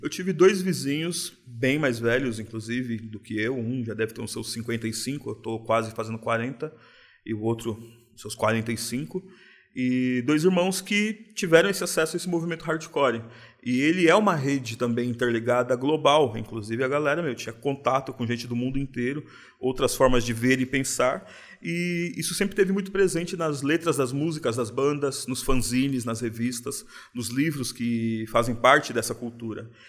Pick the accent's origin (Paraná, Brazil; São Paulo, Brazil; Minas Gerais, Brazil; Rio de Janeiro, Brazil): São Paulo, Brazil; eu nasci no, no Brooklyn. Eu nasci numa região na teoria privilegiada, mas porque meu pai trabalhava